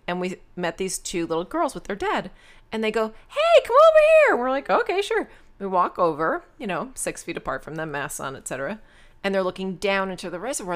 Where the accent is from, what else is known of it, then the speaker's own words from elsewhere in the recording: Rockland County, New York, United States; also born or lived in Long Island, New York / Flushing, Queens, New York; We lived in Queens, in Flushing, and then we moved up to Rockland County